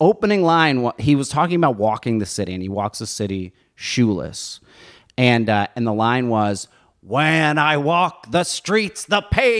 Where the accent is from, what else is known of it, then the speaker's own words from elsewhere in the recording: New Jersey, United States; moved away as an adult; also born or lived in Baltimore; I grew up in Jersey, and it was also a long time ago.